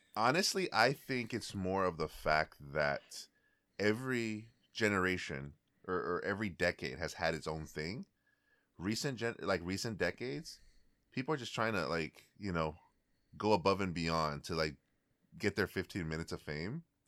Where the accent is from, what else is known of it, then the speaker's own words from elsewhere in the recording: Bay Area, California, United States; I'm from the Bay Area